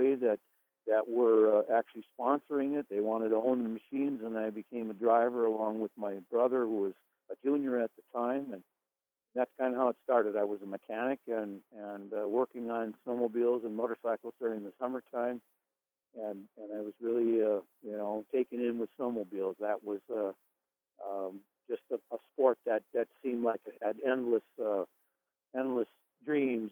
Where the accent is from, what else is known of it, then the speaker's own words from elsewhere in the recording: White Bear Lake, Minnesota, United States; I live in White Bear Lake, Minnesota. I'm actually in my hometown, born and raised here.